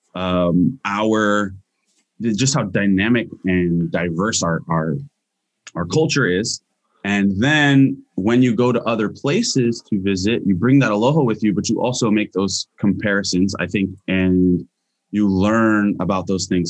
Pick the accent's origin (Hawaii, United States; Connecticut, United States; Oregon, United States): Hawaii, United States; moved away; also born or lived in Hilo / Kaneohe / Washington / California; I am native Hawaiian